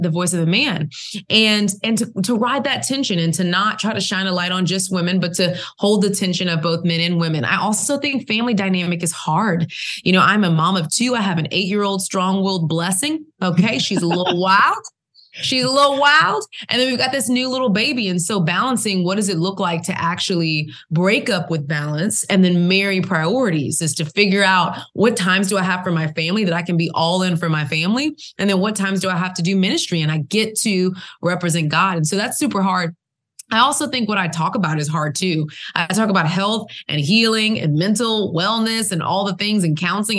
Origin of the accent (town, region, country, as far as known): Southern United States, United States; accent: Southern; now in Atlanta, United States